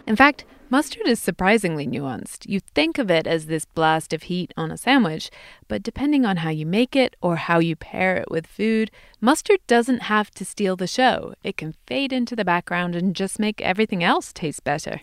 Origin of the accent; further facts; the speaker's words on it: England, United Kingdom; moved away; In my home country